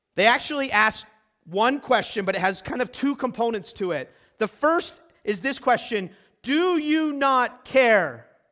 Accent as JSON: {"language": "English", "town": "Concord", "region": "New Hampshire", "country": "United States", "tie": "born or raised there", "also_born_or_lived": "Midwest", "moved": "yes", "said": "I grew up in Concord, New Hampshire"}